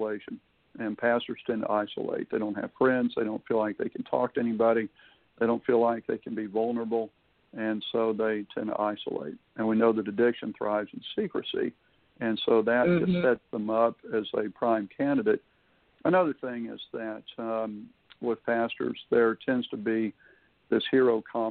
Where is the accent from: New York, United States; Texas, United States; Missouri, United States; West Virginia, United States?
Texas, United States; Houston; now in Florida, United States; I was raised in Houston